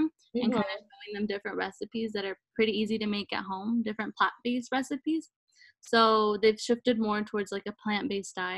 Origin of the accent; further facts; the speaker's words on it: Dallas, Texas, United States; also born or lived in Colombia; I was born in Colombia. I moved here to the United States when I was 2 years old, and I grew up in Dallas, Texas